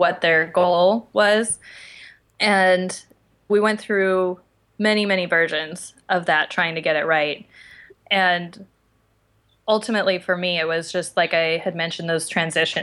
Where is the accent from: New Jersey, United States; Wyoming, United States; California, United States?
Wyoming, United States; Casper; moved away as an adult; also born or lived in Bozeman, Montana; now in Los Angeles, United States; I grew up in Wyoming, in Casper, Wyoming, which is right in the middle, and lived there until I went to college.